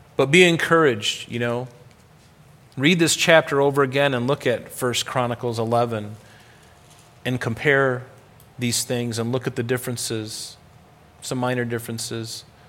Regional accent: Rochester, New York, United States; I'm an American in, uh, in, in Rochester, New York

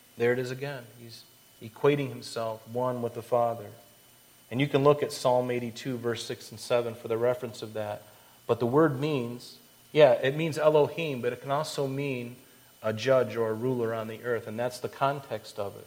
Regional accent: Florida, United States; I grew up in Florida

